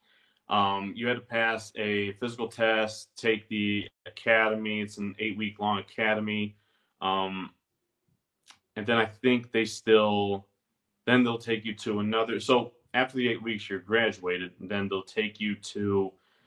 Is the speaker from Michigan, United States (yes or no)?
yes; Livonia, Michigan, United States; I was born in Michigan, the Metro Detroit area. So not Detroit exactly, about 20 miles west of it.